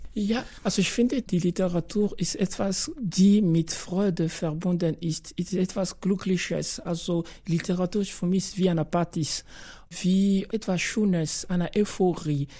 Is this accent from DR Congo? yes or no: yes; DR Congo; German is a second language; now in Graz, Austria; ich bin Kongolese